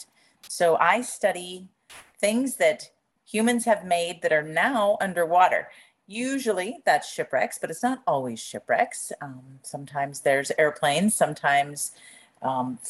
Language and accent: English; Montana, United States; moved away; I am actually from Montana, so bordering lovely Alberta